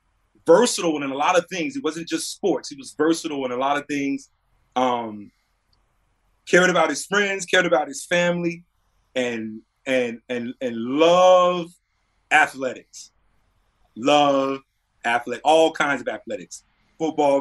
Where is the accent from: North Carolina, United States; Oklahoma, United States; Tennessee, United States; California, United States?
North Carolina, United States; born or raised there